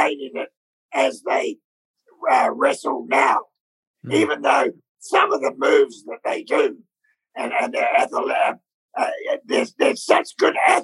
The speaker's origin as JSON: {"language": "English", "country": "New Zealand", "tie": "born or raised there", "moved": "as an adult", "said": "we're born from New Zealand"}